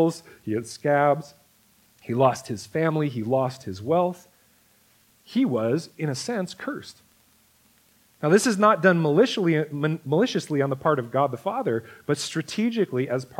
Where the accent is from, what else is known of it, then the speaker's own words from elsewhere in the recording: United States; as American Christians